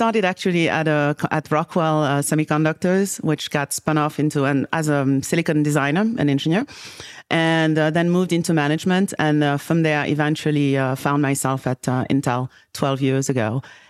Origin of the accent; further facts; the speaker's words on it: Senegal; also born or lived in Paris, France; I think that growing up in Senegal, West Africa, and bouncing back between Paris and Senegal, I very, very, very at an early age got to see the opportunity